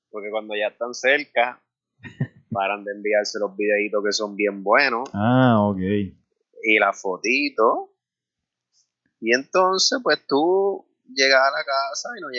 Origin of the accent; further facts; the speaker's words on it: Carolina, Puerto Rico; yo soy de Carolina